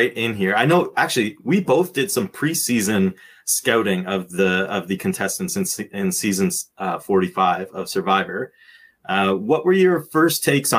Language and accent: English; Cambridge, Ontario, Canada; I'm from Cambridge